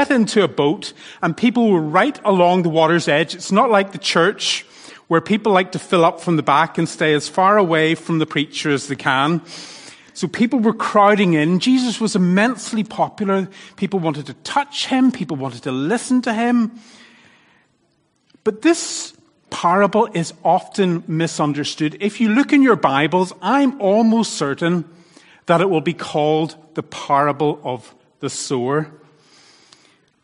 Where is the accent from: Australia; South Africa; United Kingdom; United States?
United Kingdom; Northern Ireland; accent: Northern Irish; now in Thailand; my Northern Irish accent